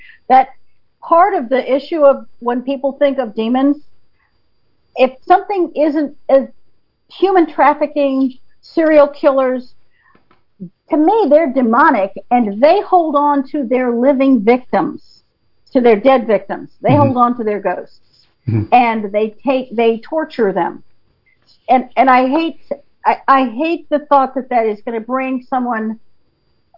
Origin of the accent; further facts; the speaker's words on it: North Carolina, United States; now in Blaine, United States; I grew up in North Carolina